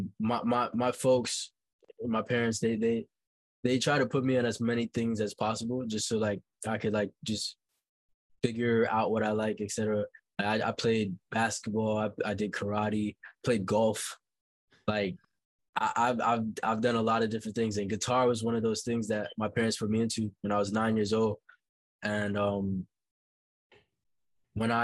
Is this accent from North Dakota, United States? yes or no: no; New York City, New York, United States; also born or lived in Haiti; Growing up in Brooklyn, my life was very, very calm